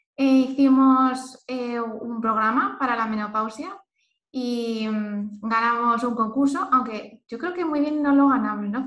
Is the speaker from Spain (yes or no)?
yes; Elche, Valencian Community, Spain; moved away; also born or lived in Lisbon; soy de Elche, pero no vivo en ningún sitio y ahora estoy en Lisboa